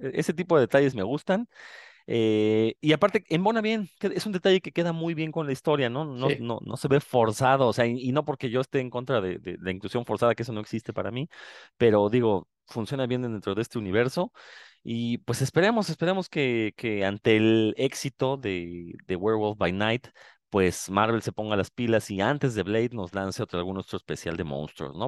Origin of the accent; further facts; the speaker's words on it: Mexico; uno como mexicano